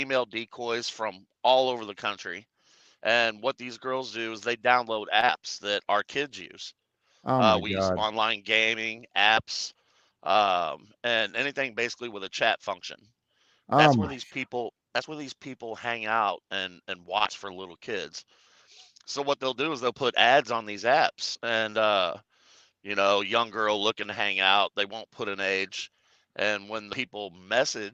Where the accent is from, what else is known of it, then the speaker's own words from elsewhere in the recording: St. Louis area, Illinois side, United States; I was born and raised in the St. Louis area on the Illinois side.